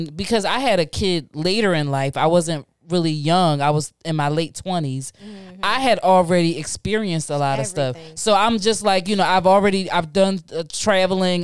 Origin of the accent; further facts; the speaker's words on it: Philadelphia, Pennsylvania, United States; I grew up in North Philly.